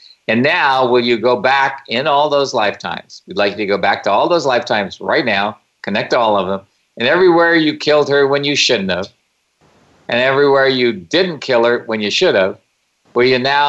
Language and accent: English; Houston, Texas, United States; born or raised there